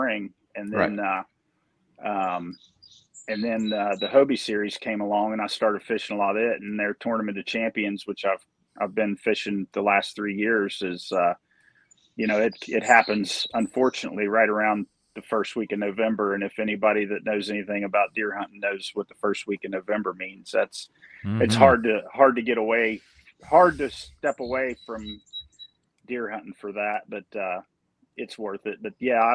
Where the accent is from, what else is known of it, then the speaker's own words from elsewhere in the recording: Grafton, West Virginia, United States; I grew up in Grafton, West Virginia